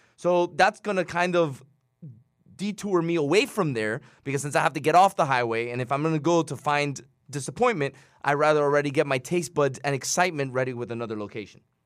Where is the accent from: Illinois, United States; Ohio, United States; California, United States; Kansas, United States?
Illinois, United States; Chicago; I'm from Chicago